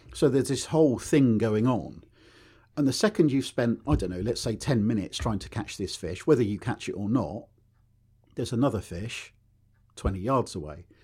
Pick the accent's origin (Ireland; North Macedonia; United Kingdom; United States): United Kingdom; Newbury, South East England; I was r, born and raised in Berkshire up near Newbury